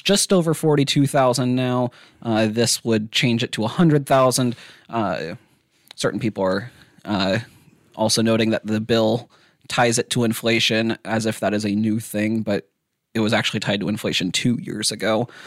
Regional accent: Iola, Kansas, United States; I'm from Iola

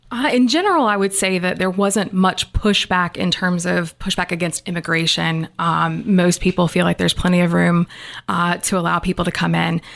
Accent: Wilmington, North Carolina, United States; I grew up here in Wilmington

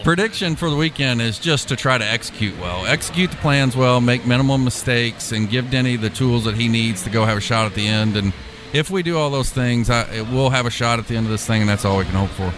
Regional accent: Louisville, Kentucky, United States; moved away; also born or lived in Indianapolis, Indiana / Purdue (Indiana); I'm originally from Louisville, Kentucky

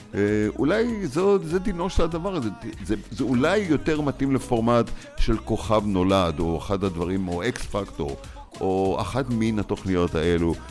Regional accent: Israel; now in Los Angeles, United States; אנחנו באים טיפה עם ההסתכלות שלנו כישראלים

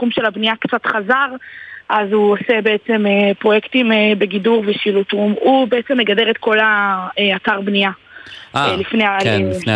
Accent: Givolim, Southern District, Israel; אני ממושב גבעולים, בלעד נתיבות.

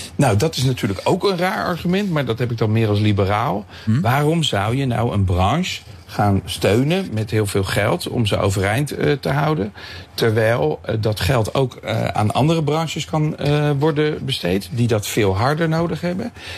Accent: Leiden, South Holland, Netherlands; Ik ben nu ik ben, eh, op mijn, in mijn geboortestad Leiden

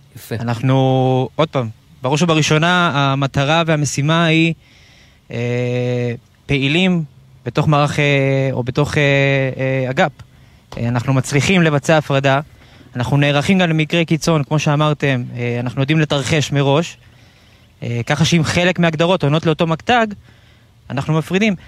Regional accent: Central Israel, Israel; אני 33 מהמרכז

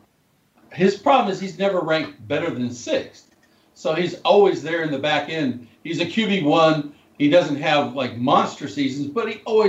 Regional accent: Whitehouse, Texas, United States; he played high school football at my hometown

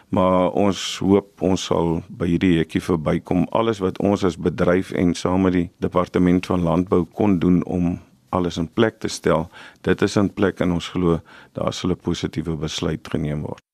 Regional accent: South Africa; Ons as Suid-Afrikaners

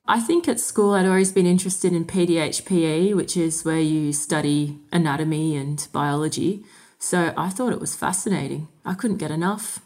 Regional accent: Sydney, New South Wales, Australia; moved away as an adult; also born or lived in Windsor / Ballarat; now in Deniliquin, Australia; Growing up in Sydney, I travelled an hour and a half to get to uni every day for six years

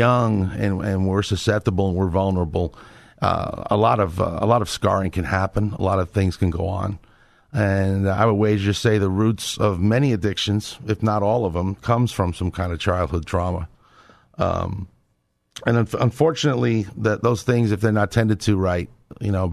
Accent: New York, United States; now in Texas, United States; I'm a New Yorker

